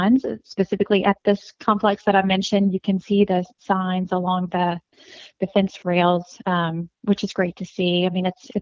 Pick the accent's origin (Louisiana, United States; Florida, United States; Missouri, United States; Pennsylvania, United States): Louisiana, United States; North; now in Acadiana, United States; I'm from North Louisiana, but living in Acadiana